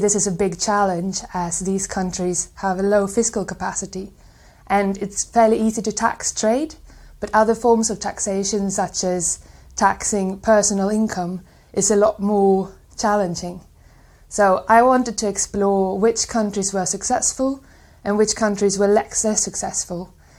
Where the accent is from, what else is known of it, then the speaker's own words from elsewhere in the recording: Sweden; I am from Sweden